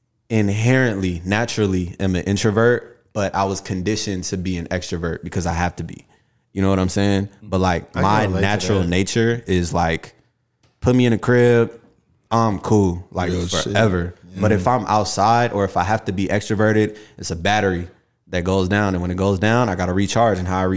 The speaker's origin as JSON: {"language": "English", "town": "Houston", "region": "Texas", "country": "United States", "tie": "born or raised there", "said": "Man, it was great. I really, really love my city."}